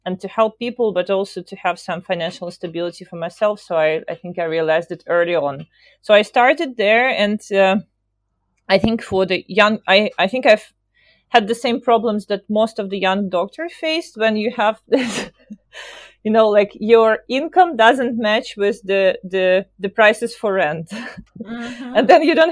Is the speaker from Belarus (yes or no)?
yes; Belarus; moved away; I'm from Eastern Europe, from Belarus. So I started my career in Minsk